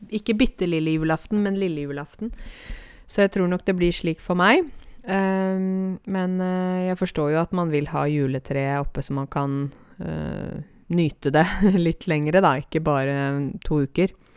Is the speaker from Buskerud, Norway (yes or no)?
yes; Åmot, Buskerud, Norway; Åmot, der jeg kommer fra